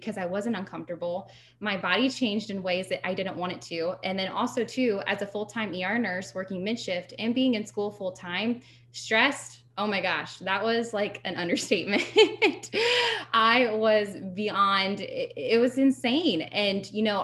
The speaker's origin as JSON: {"language": "English", "region": "Ohio", "country": "United States", "said": "I'm from Ohio"}